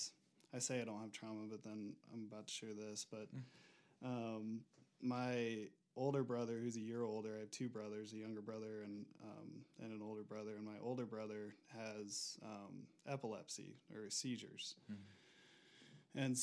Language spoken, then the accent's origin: English; Auburn, Indiana, United States; moved away as an adult; now in Denver, United States; I'm originally from the Midwest, Auburn, Indiana. I moved out to Denver about 4 years ago